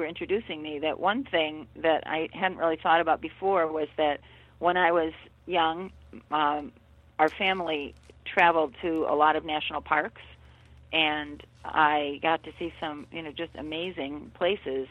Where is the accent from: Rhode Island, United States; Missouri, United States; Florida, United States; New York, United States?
New York, United States; Buffalo; I grew up in Buffalo, right outside of Buffalo